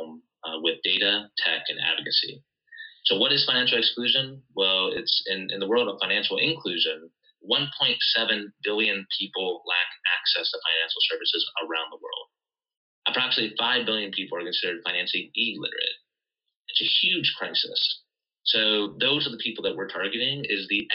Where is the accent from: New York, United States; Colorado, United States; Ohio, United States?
Ohio, United States; I grew up in Ohio